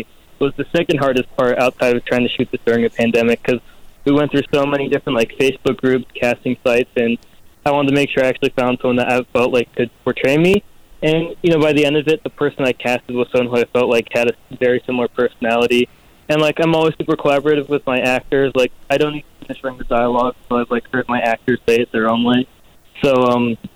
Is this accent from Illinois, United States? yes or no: yes; Illinois, United States; moved away as an adult; now in Los Angeles, United States; my hometown in Illinois